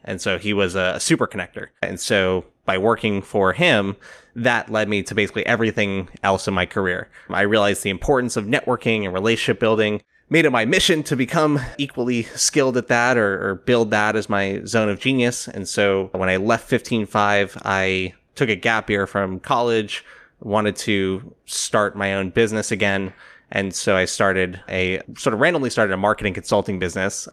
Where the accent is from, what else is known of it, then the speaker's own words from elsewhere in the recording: South Florida, United States; moved away as an adult; also born or lived in New York City; I grew up in South Florida, decided not to go to college right away. And so when I was eighteen, I moved from South Florida to New York City